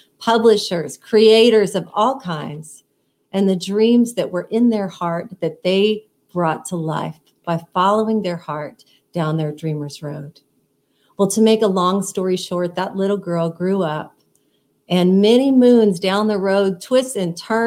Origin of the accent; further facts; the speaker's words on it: Texas, United States; moved away as an adult; now in Nashville, United States; I grew up in Texas, went to the University of Texas and got a degree